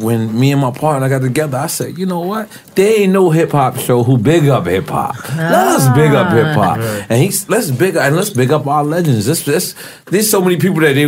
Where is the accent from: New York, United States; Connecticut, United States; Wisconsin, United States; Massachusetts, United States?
New York, United States; New York City; moved away as an adult; now in Miami, United States; I'm a rapper from Queens, New York, Lafayette City, 97-3057 Avenue, Apartment 5E, Corona, New York. 11368, Apartment 5E. This is where I'm from.